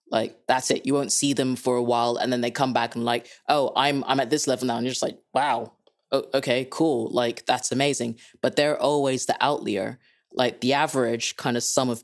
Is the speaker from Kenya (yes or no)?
yes; Kenya; moved away; also born or lived in England; I'm Dutch-Kenyan, so if you can't place my accent, that's a beginning of the reason why. Born and raised in Kenya, lived in England for far too long